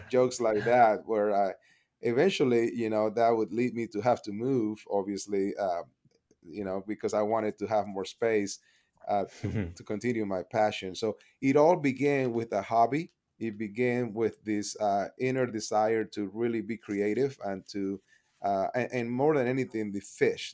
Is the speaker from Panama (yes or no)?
yes; Panama City, Panama; English is a second language; moved away as an adult; now in Edmond, United States; I was born and raised in Panama City, Panama, um, came up here to the U S to, uh, learn English and go to school